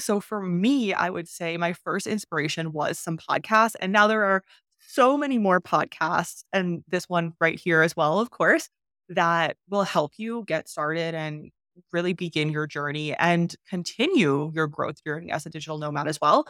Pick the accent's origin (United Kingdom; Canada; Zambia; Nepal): Canada; moved away as an adult; also born or lived in China; How can I leave Canada? How can I leave my home country?